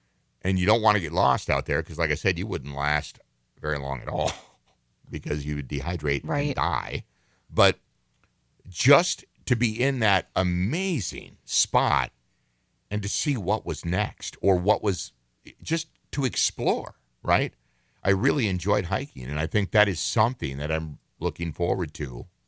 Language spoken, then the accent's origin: English; Minnesota, United States; growing up, because I grew up in a very rural part of the state and the country, as a matter of fact, I was raised right on the Canadian border. In Minnesota.